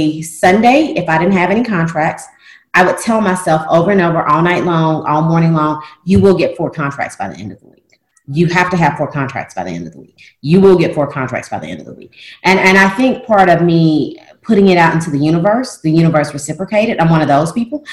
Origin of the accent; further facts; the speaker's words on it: Tennessee, United States; now in Louisiana, United States; I'm not from Louisiana. I'm from Tennessee